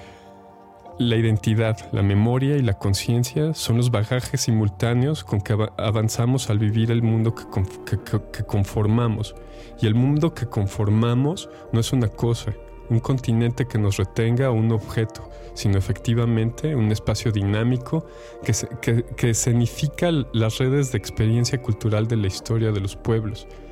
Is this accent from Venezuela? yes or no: no; Mexico; first language Spanish; mexicano que habla español